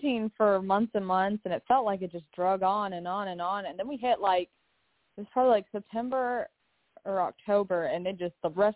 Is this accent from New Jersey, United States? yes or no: no; Lexington, Kentucky, United States; moved away; I'm from Lexington